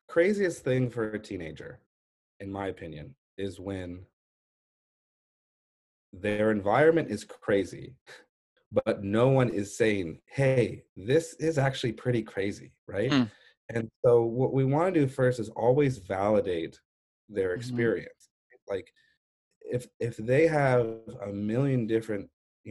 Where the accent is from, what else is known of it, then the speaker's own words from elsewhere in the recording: La Jolla, California, United States; I was born and raised in La Jolla